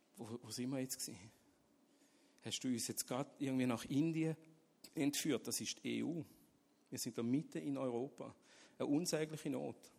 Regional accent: Switzerland; Ich bin in der Schweiz aufgewachsen, und habe das Evangelium nie gehört

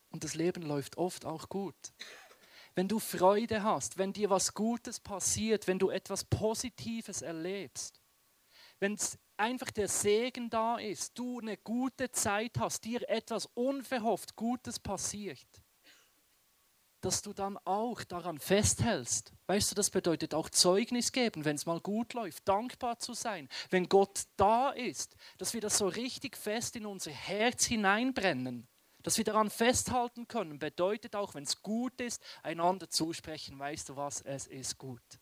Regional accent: Western Switzerland, Switzerland; Und ich bin im Westen der Schweiz aufgewachsen.

